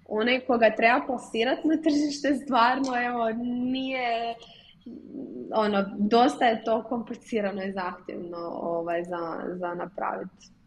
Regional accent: Zagreb, City of Zagreb, Croatia; iz Zagreba sam i proizvodnja nam je u Zagrebu

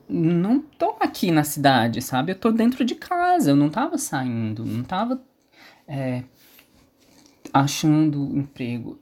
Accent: São Benedito, Ceará, Brazil; also born or lived in Sobral / Fortaleza; E, e aí eu saí de Sobral, vim para São Benedito

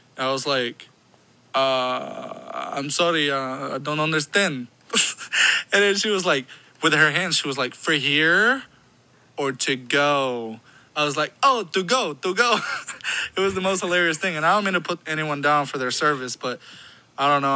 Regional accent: Guatemala; English is a second language; moved away; I moved here from Guatemala because uh, I was originally born and raised there. But when I moved here, I didn't speak any English

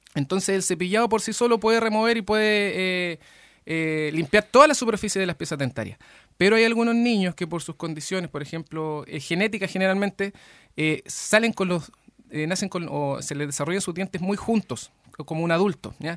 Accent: Lebu, Biobío, Chile; yo soy de Leu, eh, eh, el, único momento en que no estuve acá fue cuando me fui a estudiar

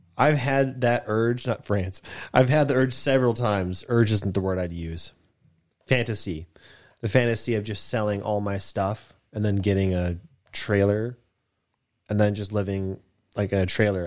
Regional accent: United States; I'm American

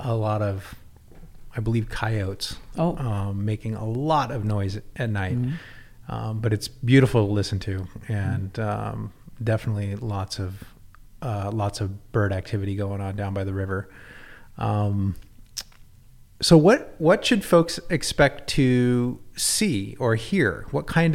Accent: Southeast Alaska, United States; now in Idaho, United States; I'm from Southeast Alaska

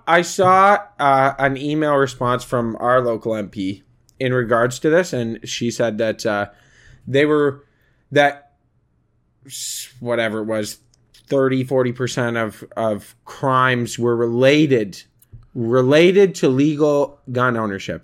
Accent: Canada; We are Canadian

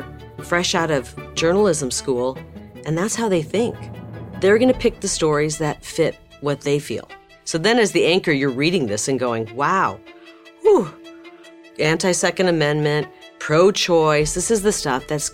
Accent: Bettendorf, Iowa, United States; moved away as an adult; now in Phoenix, United States; I was born and raised in Bettendorf, Iowa, part of the Quad Cities.

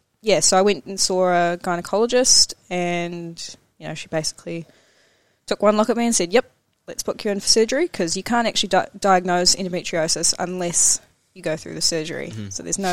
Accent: Hamilton, Waikato, New Zealand; I grew up in Hamilton, always lived in Hamilton

